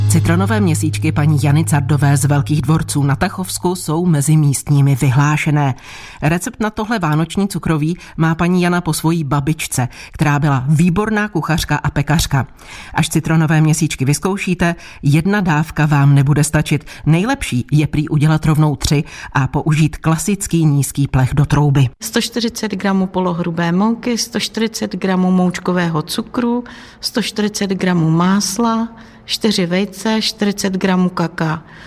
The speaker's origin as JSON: {"language": "Czech", "region": "Vysočina Region", "country": "Czechia", "said": "u nás na Vysočině"}